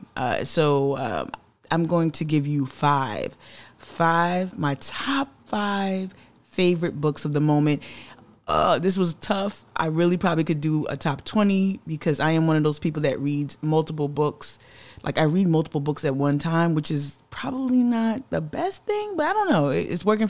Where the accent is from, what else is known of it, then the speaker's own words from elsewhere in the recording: New Jersey, United States; now in Charleston, United States; a Gullah Geechee descendant, born and raised in Jersey